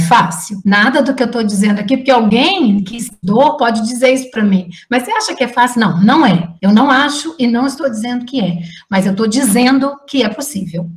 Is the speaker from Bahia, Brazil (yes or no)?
no; Juiz de Fora, Minas Gerais, Brazil; moved away; Juiz de Fora, que é a minha cidade natal